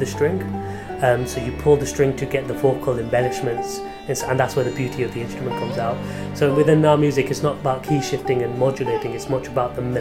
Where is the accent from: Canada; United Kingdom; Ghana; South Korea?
United Kingdom; I was born here and brought up here